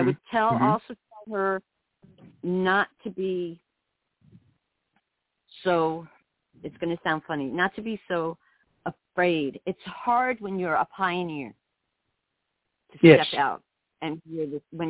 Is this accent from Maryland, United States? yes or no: no; New York City, New York, United States; moved away as an adult; also born or lived in South Florida / rural Alaska; now in Alaska, United States; I grew up in New York City, lived in upstate New York